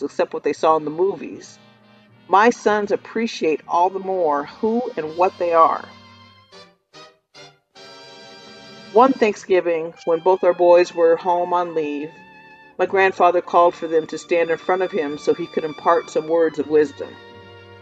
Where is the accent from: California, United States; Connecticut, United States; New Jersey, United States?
California, United States; Los Angeles; I grew up in Tinseltown instead of South LA like some of my classmates during the era of school desegregation.